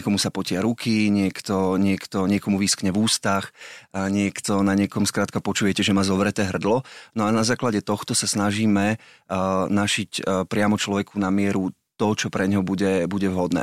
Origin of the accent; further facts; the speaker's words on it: Malacky, Bratislava Region, Slovakia; som z Malaciek